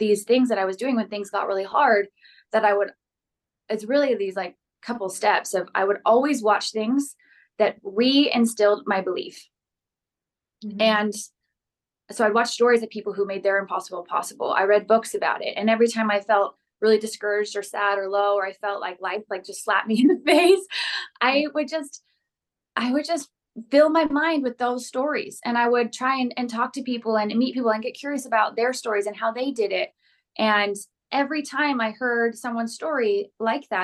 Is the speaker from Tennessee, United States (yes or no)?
no; Phoenix, Arizona, United States; now in Los Angeles, United States; I grew up in Phoenix, Arizona